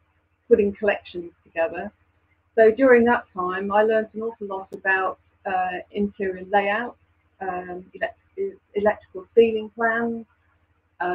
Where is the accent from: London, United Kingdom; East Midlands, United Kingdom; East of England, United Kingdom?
East Midlands, United Kingdom; Lincolnshire; moved away as an adult; also born or lived in Croydon; now in Kent, United Kingdom; I'm from Lincolnshire, by the way, not Lancashire